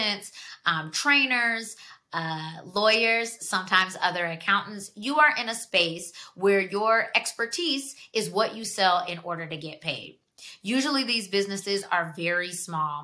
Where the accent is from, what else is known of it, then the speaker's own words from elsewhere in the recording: Georgia, United States; moved away as an adult; now in Washington, D.C., United States; I'm from Georgia. I lived down there for 17 years